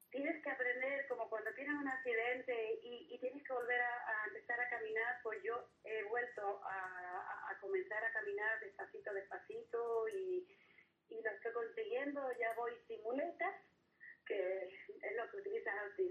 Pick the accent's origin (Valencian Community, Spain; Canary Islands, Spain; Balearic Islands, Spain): Canary Islands, Spain; Gáldar; also born or lived in Los Giles, Las Palmas de Gran Canaria; now in Las Palmas de Gran Canaria, Spain; Soy natural de Galdas, pero vivo en el barrio de Los Giles.